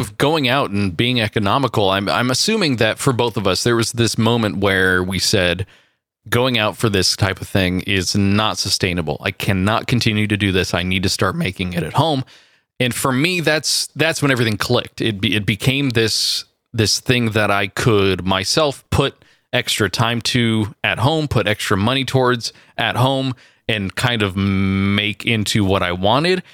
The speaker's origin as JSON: {"language": "English", "area": "near San Francisco", "region": "California", "country": "United States", "tie": "born or raised there", "said": "I went from Southern California up back to my hometown, uh, near San Francisco"}